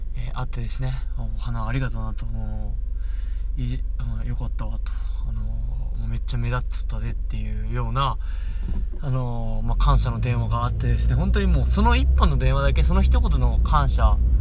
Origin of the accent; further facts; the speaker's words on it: Okayama, Japan; now in Goto, Japan; 地元の岡山